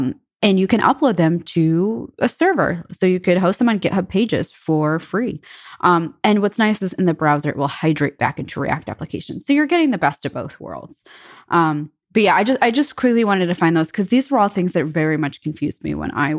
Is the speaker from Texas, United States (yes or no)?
no; New York, United States; I come from New York, and me being a New Yorker, I love quality pizza.